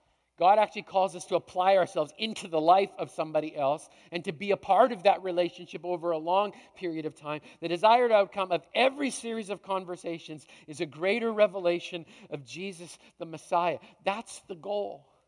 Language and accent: English; Canada; I came from Canada.